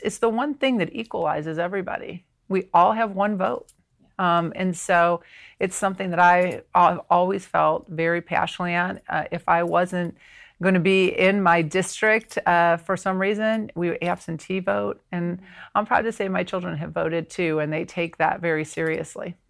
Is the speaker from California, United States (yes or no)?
no; Ohio, United States; now in South Carolina, United States; born and raised in Ohio